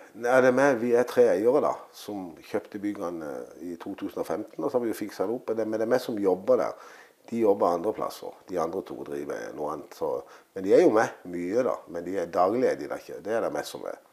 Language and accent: Norwegian; Søgne, Agder, Norway; her jeg er født og oppvokst